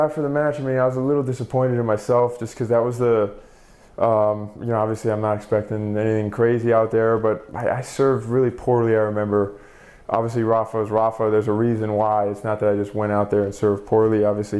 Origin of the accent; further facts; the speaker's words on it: Palm Coast, Florida, United States; also born or lived in Michigan; We moved from Michigan when I was about 5-6 years old to Palm Coast, Florida, which is a small town northeast near Jacksonville, and that's where I started playing.